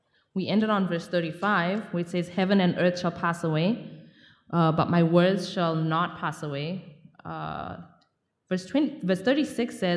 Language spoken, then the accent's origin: English; Zimbabwe; I'm from Zimbabwe